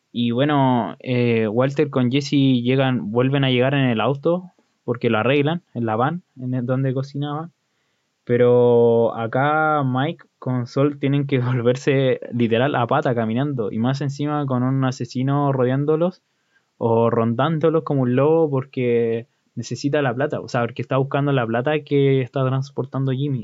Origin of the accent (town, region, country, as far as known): Chile